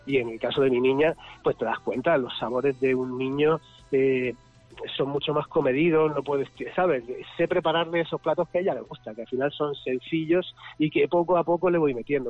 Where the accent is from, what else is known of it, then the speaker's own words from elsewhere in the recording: Region of Murcia, Spain; now in Madrid, Spain; vivo en Madrid y soy murciano